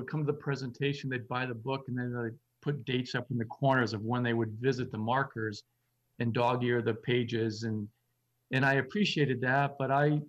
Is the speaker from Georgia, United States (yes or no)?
no; Lakes Region, New Hampshire, United States; moved away as an adult; as a teenager growing up in the Lakes region